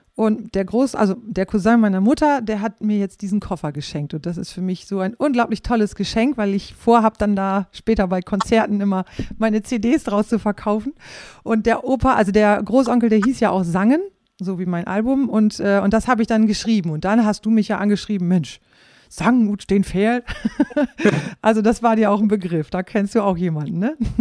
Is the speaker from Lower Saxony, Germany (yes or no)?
yes; Rhauderfehn, Lower Saxony, Germany; ich bin in Rauderfeen aufgewachsen und meine Großeltern, die wohnten in Flachsmeer